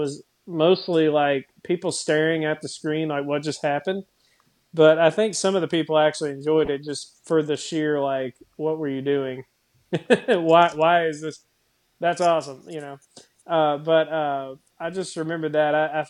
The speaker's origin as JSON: {"language": "English", "country": "Ireland", "said": "But you know, I am Irish, so I guess it worked."}